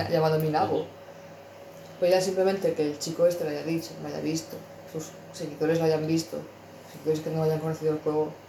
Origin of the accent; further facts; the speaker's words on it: Spain; Yo es que eso, siendo españoles, me veo un no hay cojones hacerlo.